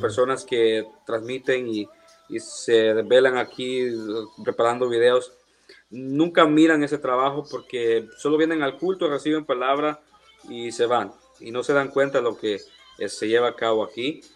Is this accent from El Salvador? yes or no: yes; El Salvador; now in United States; soy del Salvador. Eh, estoy en los Estados